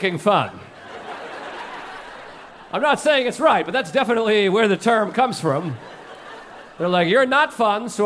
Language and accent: English; New England, United States; now in New York City, United States; I grew up in New England, and I've lived here in New York City for many years